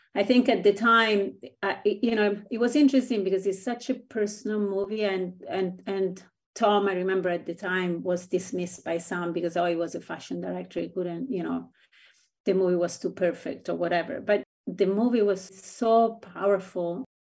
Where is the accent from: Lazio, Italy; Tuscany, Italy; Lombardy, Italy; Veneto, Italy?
Lazio, Italy; Rome; moved away; I grew up in Italy, which is kind of a insular country